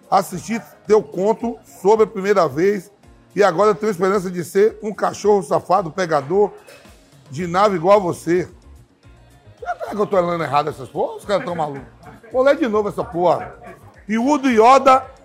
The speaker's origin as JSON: {"language": "Portuguese", "region": "Bahia", "country": "Brazil", "said": "Pô, sou baiano, peixe, meu."}